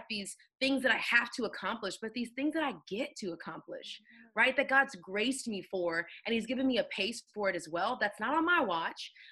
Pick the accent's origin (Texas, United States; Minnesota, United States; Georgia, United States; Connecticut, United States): Texas, United States; Houston; moved away as an adult; now in Atlanta, United States; born and raised in Houston